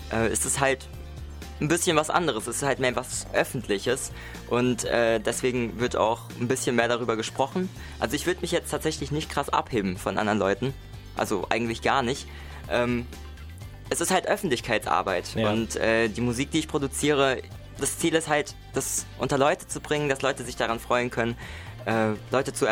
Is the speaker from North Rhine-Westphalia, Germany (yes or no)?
no; Mainz, Rhineland-Palatinate, Germany; Ich bin 23 Jahre, ich komme aus Mainz.